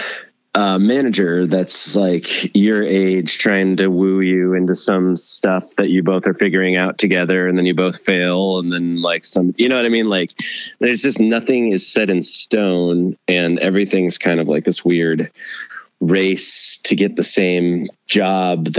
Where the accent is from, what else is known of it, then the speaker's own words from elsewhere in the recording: Owatonna, Minnesota, United States; I grew up in a town called Owatonna, which is an hour south of Minneapolis. And I was there till I was about 15